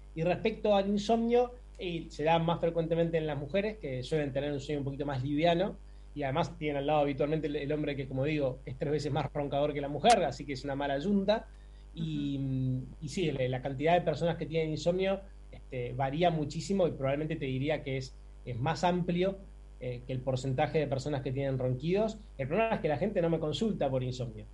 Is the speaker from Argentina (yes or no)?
yes; Buenos Aires, Argentina; nací y criado en Buenos Aires